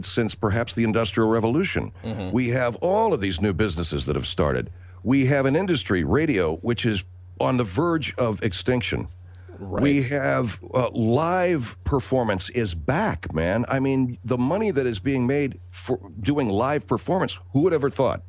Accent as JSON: {"language": "English", "town": "Los Angeles", "region": "California", "country": "United States", "tie": "born or raised there", "also_born_or_lived": "Florida", "said": "I grew up in Los Angeles. I grew up in L.A. through my early 20s"}